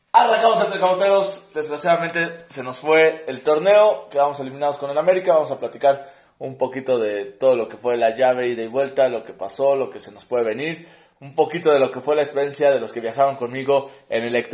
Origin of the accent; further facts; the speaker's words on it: Puebla, Mexico; Y dije, sí, pues soy poblano